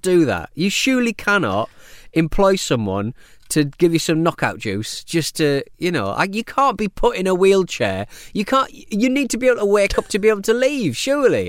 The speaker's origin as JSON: {"language": "English", "country": "United Kingdom", "said": "as a British person"}